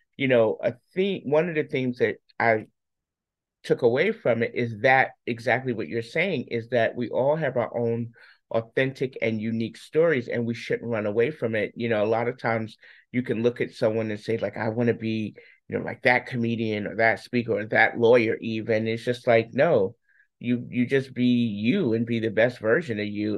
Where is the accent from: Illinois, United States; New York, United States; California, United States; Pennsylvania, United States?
New York, United States; I'm a New Yorker, so we just naturally talk fast.